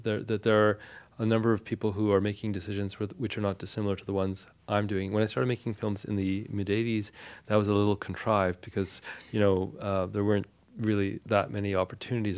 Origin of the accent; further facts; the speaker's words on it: Victoria, British Columbia, Canada; first language Armenian; English is a second language; my parents' decision to move to Victoria, British Columbia, which is a small city on the west coast of Canada, and there was no Armenian community there